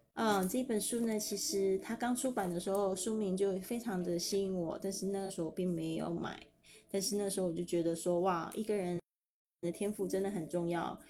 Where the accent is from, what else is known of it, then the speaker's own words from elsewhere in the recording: Keelung, Taiwan; also born or lived in Spain; 搬到基隆的小渔村，我一直都还蛮怀念那个渔村的生活